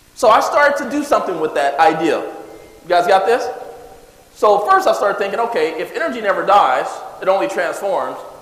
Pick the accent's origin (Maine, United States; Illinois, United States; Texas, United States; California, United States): California, United States; also born or lived in Jackson, Mississippi; I moved to California when I was seven years old. We moved into the ghetto area.